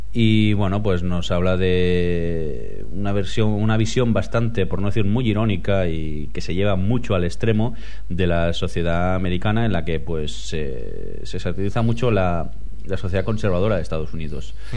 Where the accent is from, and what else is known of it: Spain